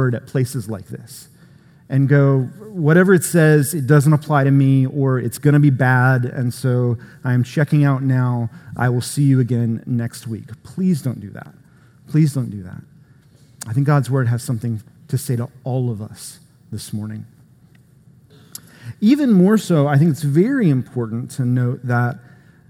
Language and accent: English; Florida, United States; Florida, where I'm from, with beaches and things. No, a good part of the state of Florida looks a lot more like Georgia than it does Florida. Sometimes I will tell people that I'm not from Florida, I'm from Georgia-bama